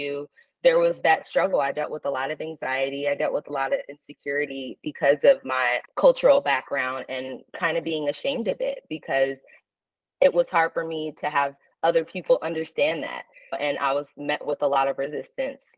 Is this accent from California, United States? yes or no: yes; California, United States; I was born out in California